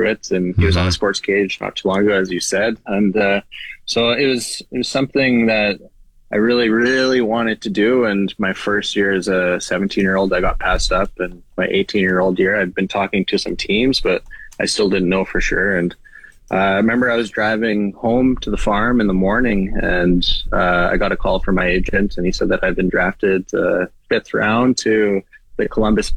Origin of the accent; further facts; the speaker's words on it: Saskatchewan, Canada; I grew up in Zener, Saskatchewan, about 25 minutes northeast of Regina